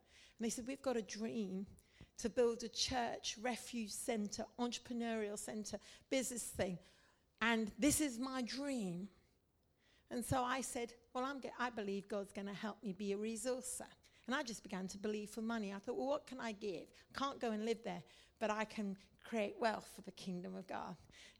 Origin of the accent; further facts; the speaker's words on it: India; And you see, I'm a missionary kid. I grew up in India. I've served the Indians.